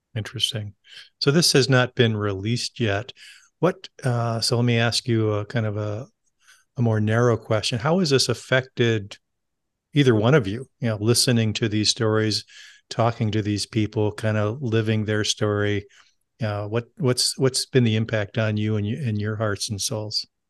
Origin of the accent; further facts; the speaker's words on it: California, United States; I grew up in California